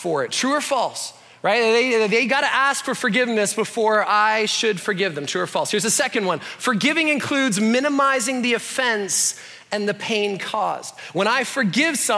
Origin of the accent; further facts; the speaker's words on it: Canada; I'm Canadian